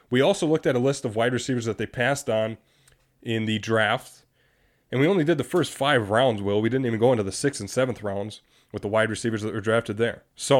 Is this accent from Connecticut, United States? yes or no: no; Green Bay, Wisconsin, United States; we're from Green Bay.